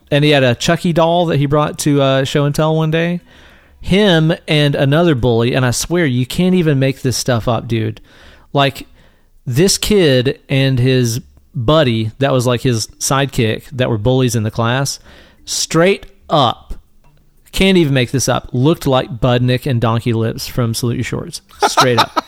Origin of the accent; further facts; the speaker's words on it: East Tennessee, United States; when we were kids growing up in East Tennessee